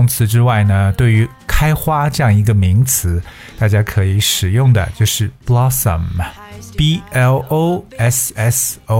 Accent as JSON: {"language": "Chinese", "country": "China", "said": "对于我们中国人来讲，还有很多花"}